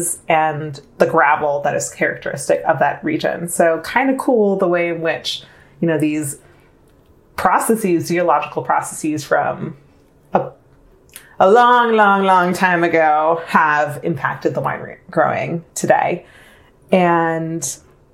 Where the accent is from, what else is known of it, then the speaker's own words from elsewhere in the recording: New York, United States; now in California, United States; As a New Yorker